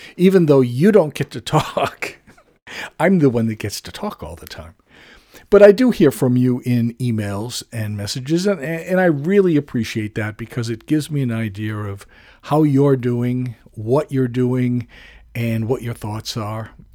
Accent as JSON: {"language": "English", "country": "United States", "said": "I have to admit to being an American."}